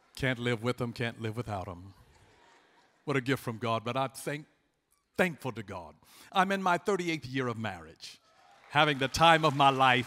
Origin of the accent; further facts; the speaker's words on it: Atlanta, Georgia, United States; I'm from Atlanta, Georgia. I was born and raised there